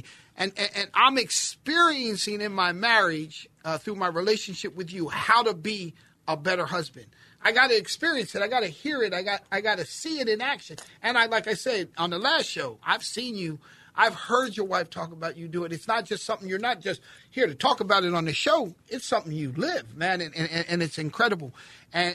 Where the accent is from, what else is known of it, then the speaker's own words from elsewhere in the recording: Philadelphia, Pennsylvania, United States; I'm a city kid, right? I'm from Philly